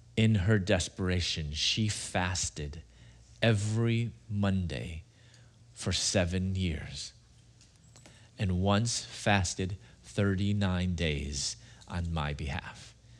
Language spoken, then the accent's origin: English; Chicago, Illinois, United States; moved away as an adult; also born or lived in Louisville / Atlanta, Georgia; I'm from Chicago originally.